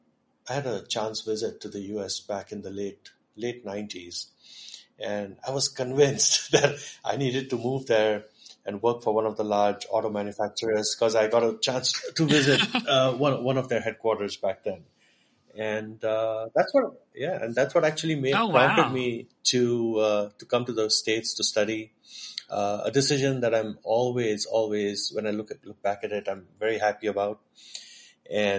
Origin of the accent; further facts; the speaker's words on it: Pune, Maharashtra, India; also born or lived in Michigan; I grew up in Pune. Pune is home.